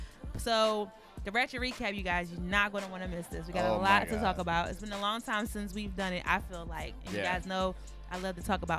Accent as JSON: {"language": "English", "town": "Philadelphia", "region": "Pennsylvania", "country": "United States", "said": "I'm from Philly"}